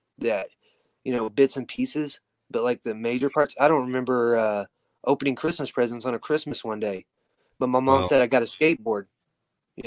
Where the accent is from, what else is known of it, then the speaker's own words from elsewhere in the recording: Weatherford, Oklahoma, United States; also born or lived in Tulsa, Oklahoma; I, moved back to my hometown in Weatherford, Oklahoma